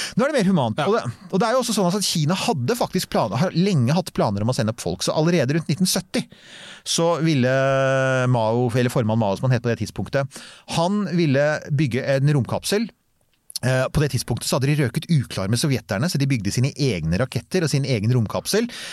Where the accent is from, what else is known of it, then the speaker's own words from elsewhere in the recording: Bærum, Akershus, Norway; jeg er fra Bærum, vi kan bare stort sett pent bokmål